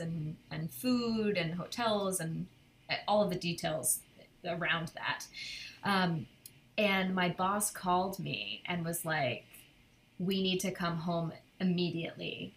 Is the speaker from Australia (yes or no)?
no; Cornwall, New York, United States; moved away as an adult; now in Brooklyn, United States; my my parents are from where Kim and I grew up in Cornwall